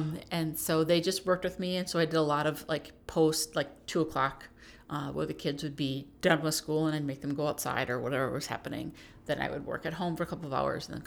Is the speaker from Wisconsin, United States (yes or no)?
yes; Neenah, Wisconsin, United States; also born or lived in Kenosha / Oklahoma / New Jersey / Kansas City; I grew up in Neenah